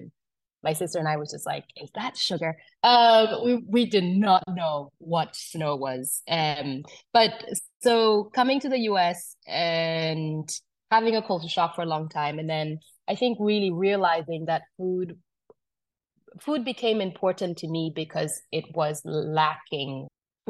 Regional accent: Uganda; also born or lived in South Sudan; so I'm originally from South Sudan. I was born in South Sudan, grew up in Uganda.

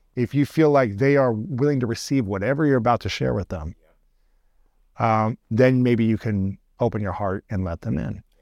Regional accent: Ohio, United States; I grew up in Ohio

